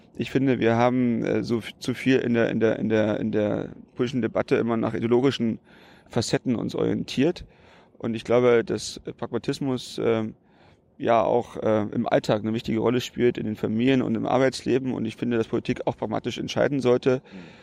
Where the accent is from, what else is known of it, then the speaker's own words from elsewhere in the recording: Brandenburg, Germany; 44 Jahre, mhm wohne ich äh, in Brandenburg. Damals äh, war es natürlich nicht Brandenburg, wo ich aufgewachsen bin. Da gab es noch die DDR